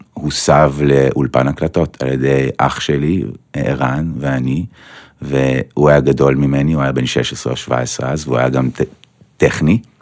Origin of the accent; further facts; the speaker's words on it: Petah Tikva, Central District, Israel; זה היה בפתח תקווה, mm-hmm. ושם גדלתי גם